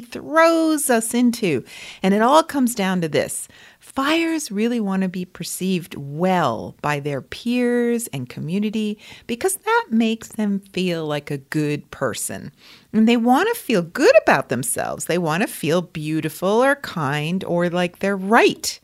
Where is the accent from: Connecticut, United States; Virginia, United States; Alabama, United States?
Connecticut, United States; near Lyme; I grew up near Lyme, Connecticut.